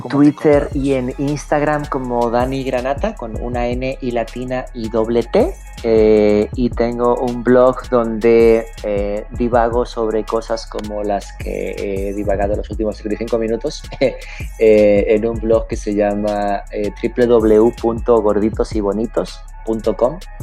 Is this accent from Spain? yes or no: yes; Spain; moved away; also born or lived in Mexico; soy un emigrante. Nací en España, lo cual es perfectamente irrelevante a estas alturas de la historia, porque más bien la historia es que me fui de España.